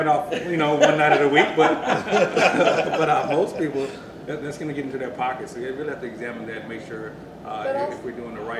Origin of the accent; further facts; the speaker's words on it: Mississippi, United States; I'm from Mississippi